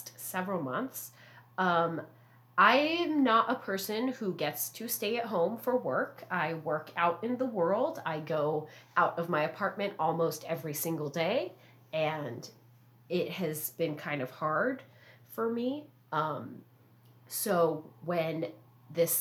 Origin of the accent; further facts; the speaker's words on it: Southern California, United States; growing up in Southern California